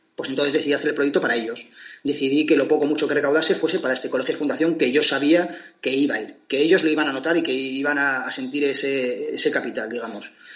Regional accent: Portugalete, Basque Country, Spain; Portugalete, donde yo nací

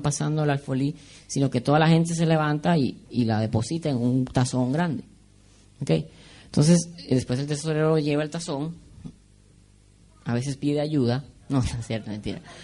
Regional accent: Venezuela; moved away; en Venezuela decimos kikiriwiki

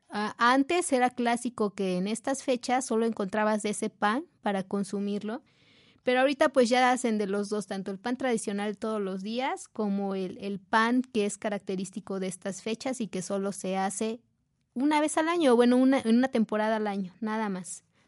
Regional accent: Tecamachalco, Puebla, Mexico; en la zona de Tecamachalco, que es de donde, de donde vengo

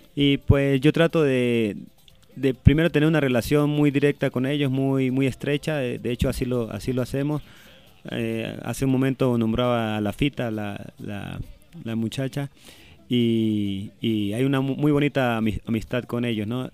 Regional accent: Venezuela

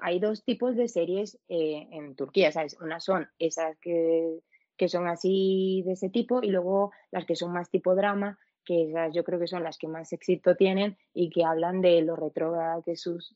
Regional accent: Venezuela; now in Spain; yo soy latina, yo me crié en el país de las telenovelas

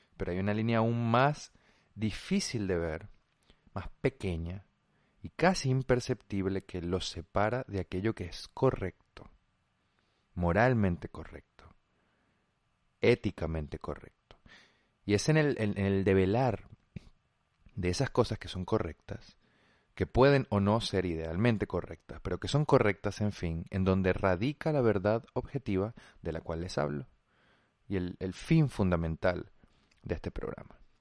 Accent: Venezuela; como venezolanos

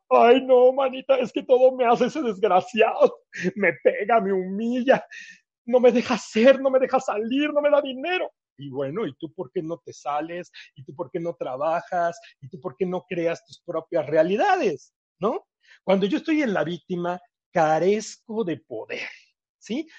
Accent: Mexico; also born or lived in Thailand; Cuando yo llegué después de Tailandia, que regresé a México, y bueno, pues regresé, este, yo de vivir en un departamentote muy grandote

